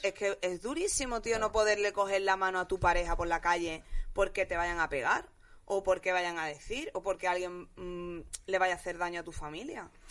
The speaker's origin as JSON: {"language": "Spanish", "town": "Jerez de la Frontera", "region": "Andalusia", "country": "Spain", "tie": "born or raised there", "moved": "yes", "lives_now": "Madrid, Spain", "said": "yo me he criado entre los mormones, mm, los americanos, Jerez, que es lo más gitano del mundo"}